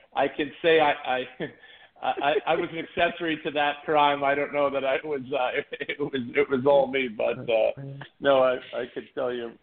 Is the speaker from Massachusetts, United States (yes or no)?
yes; Boston, Massachusetts, United States; moved away as an adult; now in Hermosa Beach, United States; born and raised in Boston, Massachusetts, originally, and and I moved out here to be a regional manager for IKEA kitchen installation